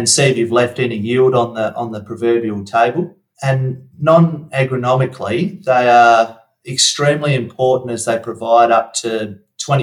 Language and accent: English; Wongan Hills, Western Australia, Australia; I was brought up in Wongan Hills